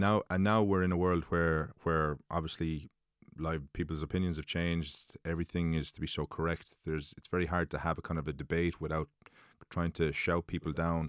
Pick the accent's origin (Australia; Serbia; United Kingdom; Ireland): Ireland; Limerick, Munster; now in Dublin, Ireland; Living in, living in Dublin, I get slagged f, that I'm from Limerick